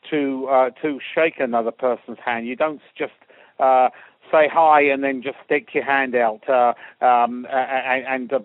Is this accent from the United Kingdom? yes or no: yes; England, United Kingdom; as English.